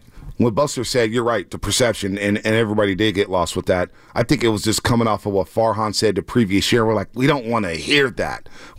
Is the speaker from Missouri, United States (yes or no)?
no; the Bay Area, California, United States; I grew up in the Bay Area.